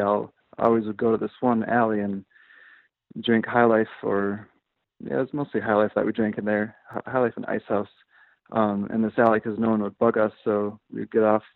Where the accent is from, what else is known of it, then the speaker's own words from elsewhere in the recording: Minnesota, United States; moved away as an adult; now in Chicago, United States; I grew up in Minnesota, and I went to school at St. Cloud State University